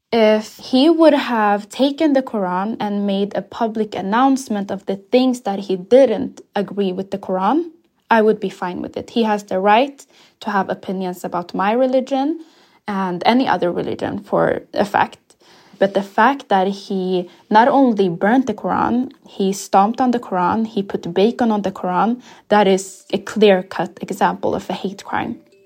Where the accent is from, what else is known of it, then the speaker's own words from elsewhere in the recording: Sweden; also born or lived in Ethiopia; when I first came to Sweden, I was seven years old when I came from Ethiopia